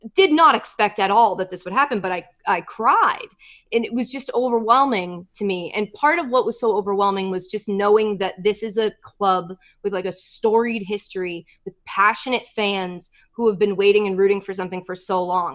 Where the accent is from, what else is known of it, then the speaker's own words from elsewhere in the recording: United States; I'm American